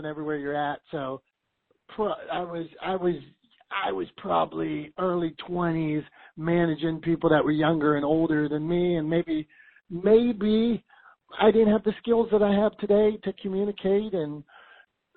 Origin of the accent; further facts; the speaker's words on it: Pittsburgh, Pennsylvania, United States; I'm from Pittsburgh